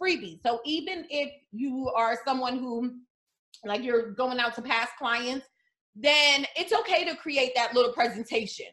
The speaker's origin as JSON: {"language": "English", "town": "New York City", "region": "New York", "country": "United States", "tie": "born or raised there", "said": "I am from the New York City foster care system"}